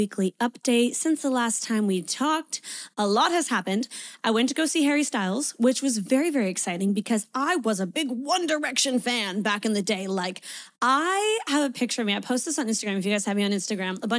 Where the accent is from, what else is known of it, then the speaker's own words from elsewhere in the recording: Canada; moved away as an adult; now in Sydney, Australia; I'm a Canadian, but I'm currently living in Sydney, Australia. I've been here for 4 years